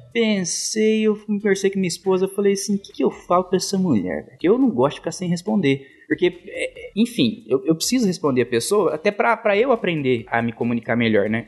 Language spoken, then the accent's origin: Portuguese; Guaíra, São Paulo, Brazil; moved away; Guaíra, que é minha cidade natal